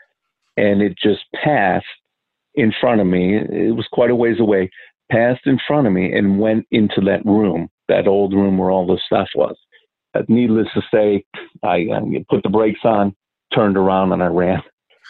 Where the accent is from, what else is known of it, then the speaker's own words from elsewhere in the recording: Milwaukee, Wisconsin, United States; moved away; also born or lived in Malaysia / Singapore; I'm originally from Milwaukee, Wisconsin. So we lived in a older part of the city when I was a little kid